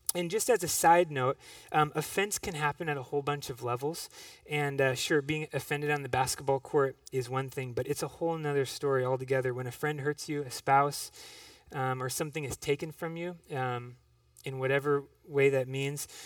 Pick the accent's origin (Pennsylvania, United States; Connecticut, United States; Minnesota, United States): Minnesota, United States; Minneapolis; I grew up in Minneapolis